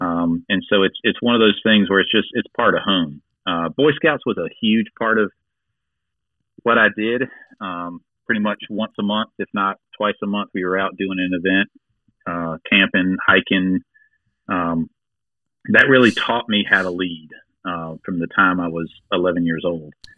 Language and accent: English; Gates County, North Carolina, United States; now in Greenville, United States; I'm from Gates County, which is literally the most rural county in North Carolina